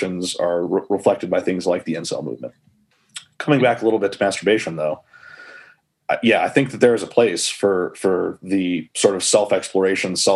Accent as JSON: {"language": "English", "country": "United States", "said": "I say college, I'm American, I say college."}